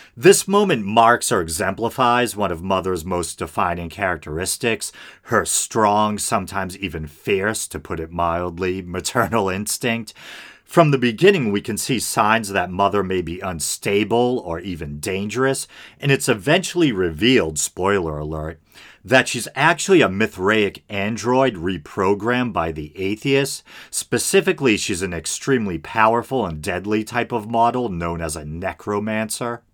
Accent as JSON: {"language": "English", "town": "Boston", "region": "Massachusetts", "country": "United States", "accent": "Boston", "said": "we're both from the Boston area"}